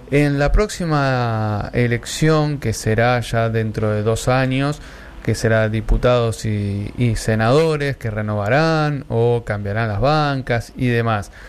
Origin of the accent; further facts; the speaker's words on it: Argentina; Sí, somos Argentina.